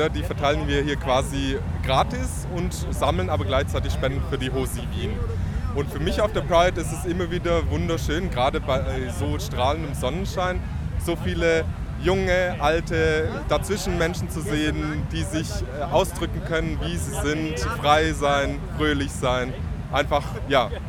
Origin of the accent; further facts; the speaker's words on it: Germany; Ich, wie man vielleicht hört, bin ich aus Deutschland.